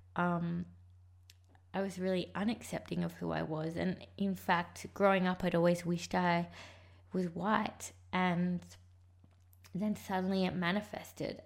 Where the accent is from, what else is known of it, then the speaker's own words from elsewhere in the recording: Sydney, New South Wales, Australia; also born or lived in Sri Lanka; I left Sri Lanka and I moved to Sydney with my adopted parents